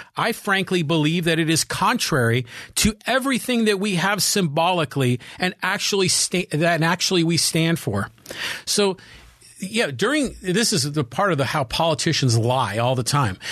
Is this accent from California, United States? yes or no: yes; Poway, California, United States; my hometown of Poway, California